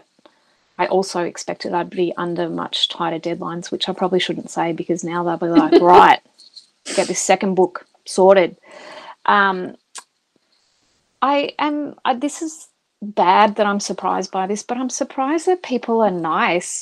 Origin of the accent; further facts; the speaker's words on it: Australia; we're both Australian